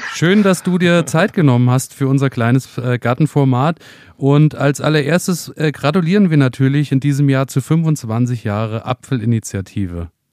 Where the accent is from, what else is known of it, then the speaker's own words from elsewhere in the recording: Thuringian Rhön, Germany; bei uns in der Rhön oder hier speziell in der Thüringer Rhön